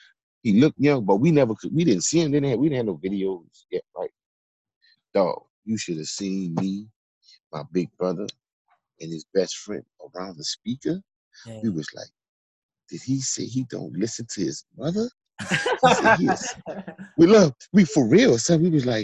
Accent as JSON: {"language": "English", "region": "California", "country": "United States", "tie": "born there", "said": "And so, look, I was born in California, right?"}